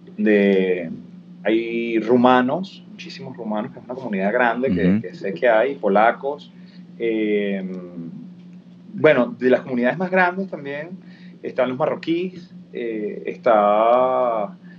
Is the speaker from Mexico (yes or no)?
no; Venezuela; now in Spain; los venezolanos todos tenemos por allí tal cual, un europeo